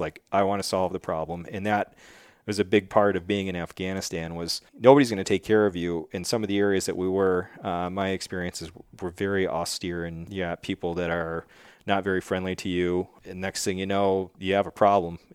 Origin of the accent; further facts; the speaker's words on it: Wheatfield, New York, United States; moved away as an adult; now in New Hampshire, United States; I grew up in Wheatfield, New York, which is really like Niagara Falls